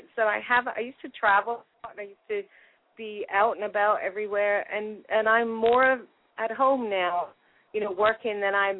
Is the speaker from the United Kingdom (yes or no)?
yes; Exeter, South West England, United Kingdom; accent: American; now in United States; I'm from Exeter, and I'm hoping my mum and dad will come over here if they're well enough, but... you know, if not, I'll be going there. But it's I haven't been in England in a long time. I've been here about 33 years, and I've got an American accent now.